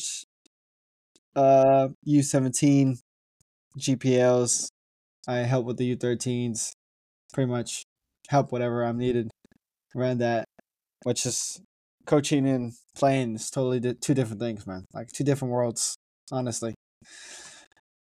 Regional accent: Stockbridge, Georgia, United States; also born or lived in California; I was born in Stockbridge, Georgia. Born and raised here

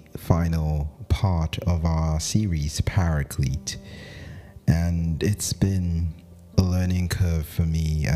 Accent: Zaria, Kaduna State, Nigeria; I grew up in Zaria

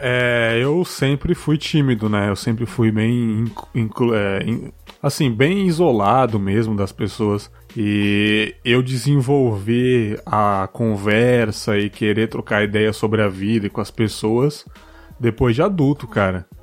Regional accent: São Paulo, Brazil; now in Espírito Santo, Brazil; sou da, da Zona Leste de São Paulo, apesar de não morar mais lá

